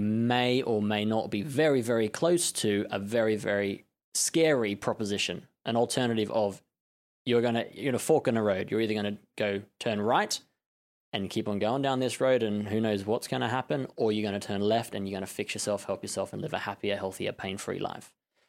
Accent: Melbourne, Victoria, Australia; moved away as an adult; now in London, United Kingdom; born and bred in Australia, in Melbourne.

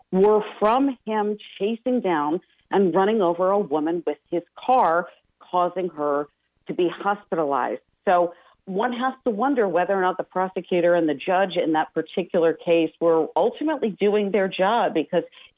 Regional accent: Waukesha, Wisconsin, United States; moved away as an adult; now in Washington, D.C., United States; in Waukesha, where I grew up. I lived in Waukesha, Wisconsin for about 20 years before moving out here to the East Coast

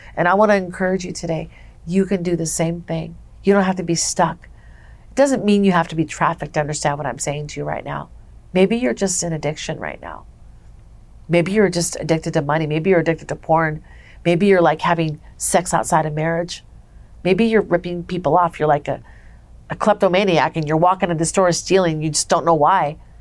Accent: Minnesota, United States; now in Las Vegas, United States; I'm from Minnesota. I came from a family where my dad was an alcoholic

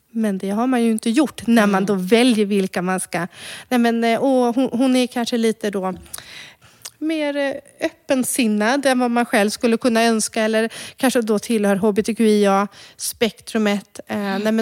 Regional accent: Croatia; now in Sweden; vart är du ifrån egentligen? Ja, nej, men jag är från Kroatien, men Ska man berätta då att man är rom?

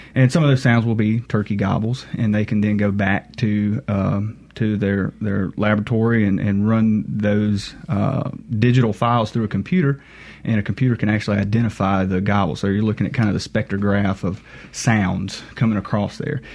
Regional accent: Monticello, Mississippi, United States; I grew up um, around the Monticello area

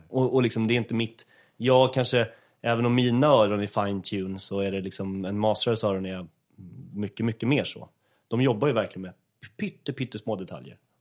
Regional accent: Åkersberga, Stockholm County, Sweden; fritidsgården i Åkersberga där jag är uppvuxen

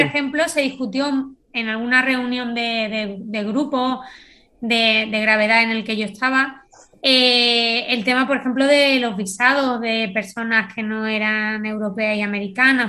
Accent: Spain; a mí me preguntaron, ¿de dónde eres? Y dije, de España. Digo, ¿de qué parte de España? Digo, pegadito a África.

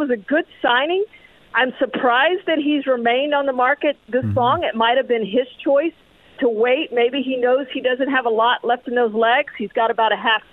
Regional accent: Houston, Texas, United States; I grew up in the Houston area

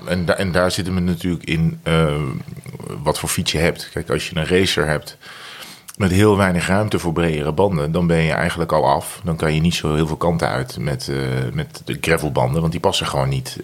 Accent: Netherlands; als Nederlander

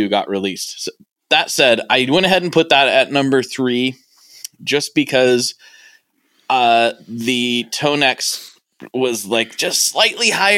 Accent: Portland, United States; I'm from Portland

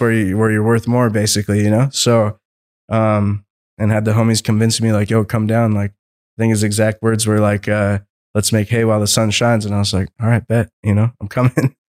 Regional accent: Seattle, Washington, United States; moved away as an adult; I'm from Seattle originally, right? So born and raised in Seattle

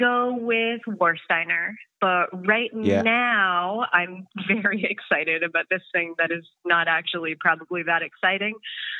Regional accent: Portland, Maine, United States; now in Amsterdam, Netherlands; especially from the region where I came from. So I moved to Amsterdam from Portland, Maine.

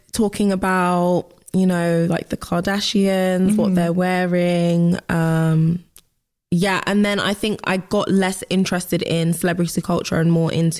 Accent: London, United Kingdom; West London.

